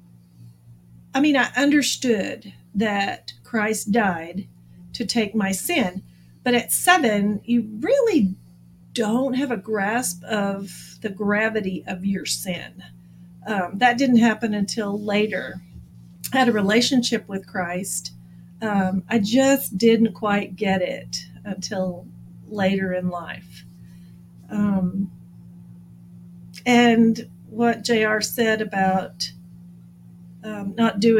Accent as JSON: {"language": "English", "town": "Abilene", "region": "Texas", "country": "United States", "moved": "yes", "lives_now": "San Antonio, United States", "said": "I'm from Abilene, Texas, originally. I've actually lived in the San Antonio area longer than I lived in Abilene."}